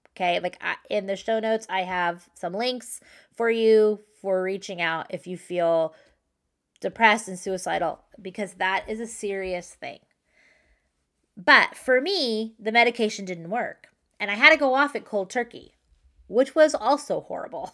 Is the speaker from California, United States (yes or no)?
yes; San Clemente, California, United States; also born or lived in New York; I grew up in San Clemente and I live in Southern California